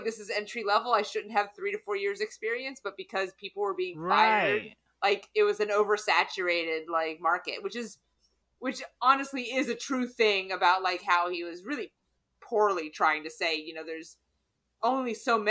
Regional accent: the South, United States; I'm from the South.

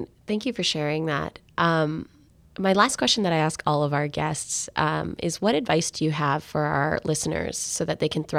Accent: India; I'm Indian

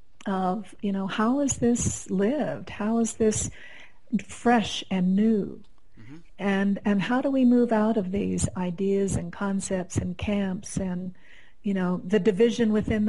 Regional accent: Colorado, United States; You know, we're both from Colorado

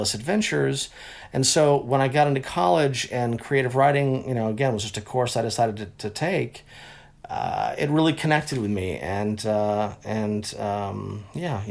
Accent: Los Angeles, California, United States; also born or lived in Texas; at 4 years old, I moved out of Texas, came here, and then, yeah, I was in L.A. For most of my life, went to Crossroads over in Santa Monica, but I was a Valley boy, though, so I was a Studio City

